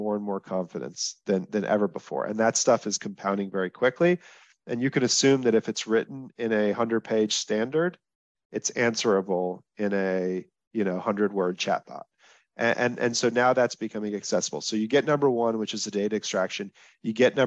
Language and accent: English; Texas, United States; I'm from Texas